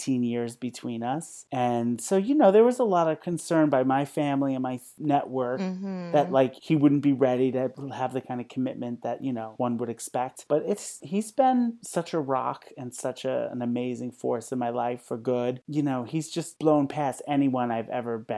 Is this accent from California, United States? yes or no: no; New Rochelle, New York, United States; I'm from New Rochelle